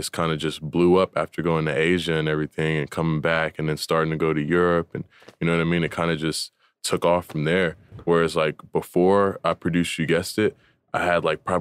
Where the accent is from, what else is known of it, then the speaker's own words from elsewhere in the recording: Atlanta, Georgia, United States; So like I I ended up being born in Atlanta. Like I'm actually the only person in my family was born in Georgia. Like all my other families from like New York and California and stuff like that.